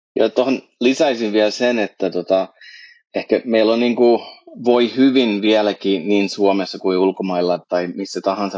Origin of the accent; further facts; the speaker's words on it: Canada; now in Finland; mä oon itse kasvan-, syntyneeni kasvanut Kanadassa siirtolaisperheessä, niin kun mä tulin Suomeen